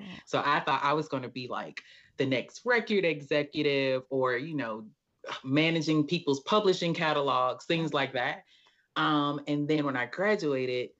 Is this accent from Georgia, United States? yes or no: yes; Atlanta, Georgia, United States; I've been born and raised in Atlanta, Georgia. So I'm a Southern girl through and through